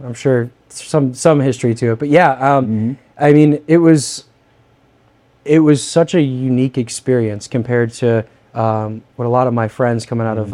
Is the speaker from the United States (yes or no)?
yes; Northern Indiana, United States; also born or lived in Fort Bragg, North Carolina; I'm from Northern Indiana.